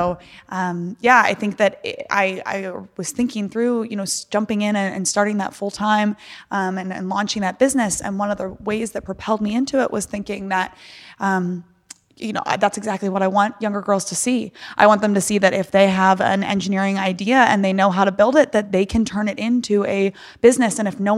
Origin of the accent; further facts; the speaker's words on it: Virginia, United States; I grew up in Northern Virginia in the DC okay. area.